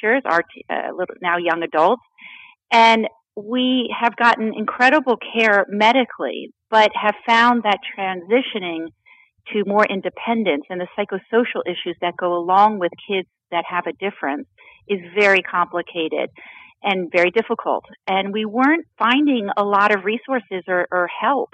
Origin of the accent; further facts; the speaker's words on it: Florida, United States; I grew up in Florida